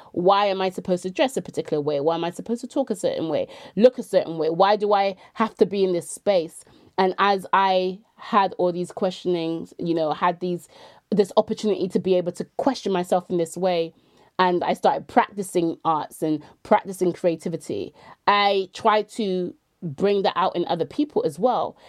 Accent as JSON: {"language": "English", "town": "Bristol", "region": "South West England", "country": "United Kingdom", "tie": "born or raised there", "also_born_or_lived": "London / York", "moved": "as an adult", "said": "I was born and raised in Bristol, but I left, um, just over under ten, um, under twenty years ago"}